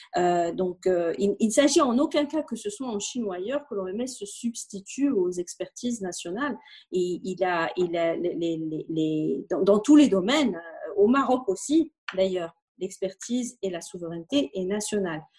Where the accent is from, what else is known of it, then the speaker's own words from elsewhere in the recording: Belgium; now in Morocco; nous sommes belges